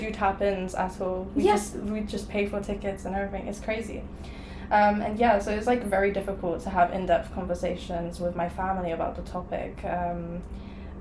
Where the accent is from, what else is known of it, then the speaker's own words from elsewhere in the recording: Poland; now in London, United Kingdom; I'm originally from Poland